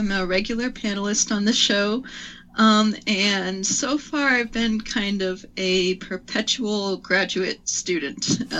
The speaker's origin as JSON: {"language": "English", "country": "Bolivia", "tie": "born or raised there", "said": "And I grew up in Bolivia, where actually Heather and I went to the same high school"}